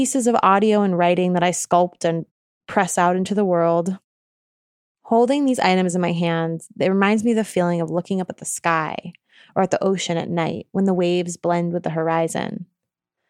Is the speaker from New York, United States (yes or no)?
yes; New York, United States; now in Oakland, United States; I'm originally from New York State.